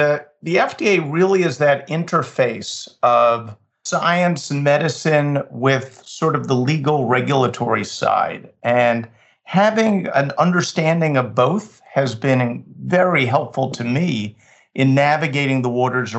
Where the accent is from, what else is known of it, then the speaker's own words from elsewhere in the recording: Long Island, New York, United States; I grew up in New York, mostly on Long Island.